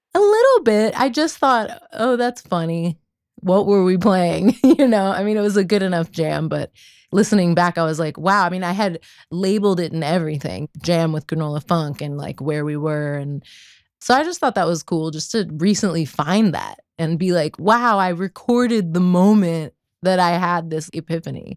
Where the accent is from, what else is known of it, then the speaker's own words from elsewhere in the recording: Kensington, Maryland, United States; right outside of DC in Kensington